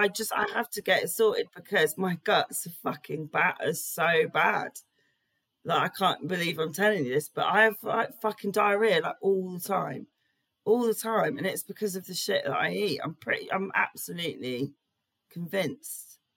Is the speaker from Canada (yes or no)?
no; England, United Kingdom; I just really fucking love it. I wonder if that's being British.